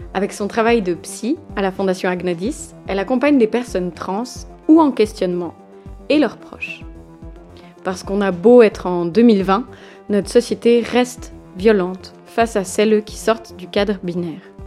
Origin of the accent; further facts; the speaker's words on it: Valais, Switzerland; on a grandi ensemble en Valais.